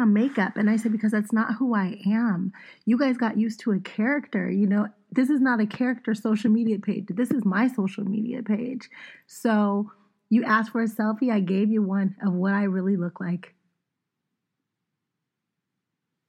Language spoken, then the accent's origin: English; Pittsburgh, Pennsylvania, United States; I'm an East Coast girl. I'm from Pittsburgh